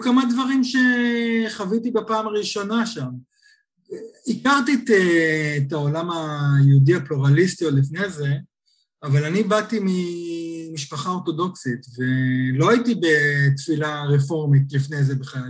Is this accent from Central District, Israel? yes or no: yes; Nir Galim, Central District, Israel; moved away as an adult; also born or lived in California, United States; now in London, United Kingdom; במקור אני ממושב שיתופי ניר גלים